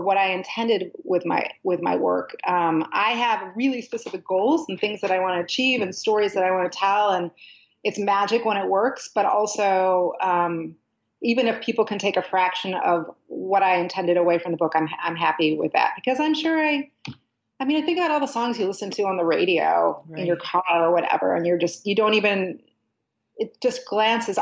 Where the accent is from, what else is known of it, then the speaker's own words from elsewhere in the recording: Chicago, Illinois, United States; now in New Orleans, United States; I was born and raised in Chicago